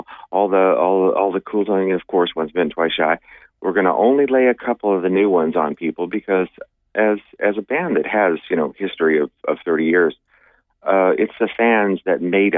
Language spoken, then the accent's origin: English; Sacramento, California, United States; growing up in Northern California, in Sacramento